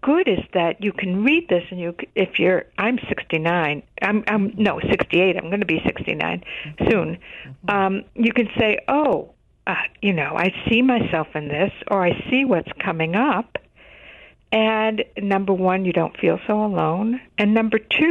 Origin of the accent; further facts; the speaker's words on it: Chicago, Illinois, United States; I grew up in Chicago